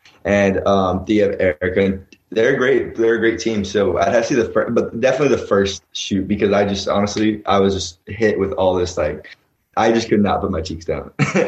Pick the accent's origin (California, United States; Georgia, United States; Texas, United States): Texas, United States; Dallas; moved away as an adult; also born or lived in Los Angeles; now in Arizona, United States; I was born and raised in Dallas Fort Worth as well. As I said, Texas, I was born and raised in Dallas Fort Worth.